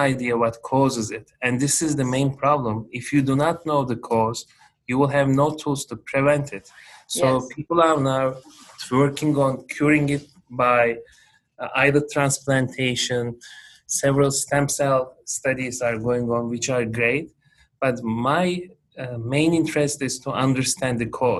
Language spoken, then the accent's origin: English; Turkey; moved away as an adult; also born or lived in Italy; now in Boston, United States; I am originally from Turkey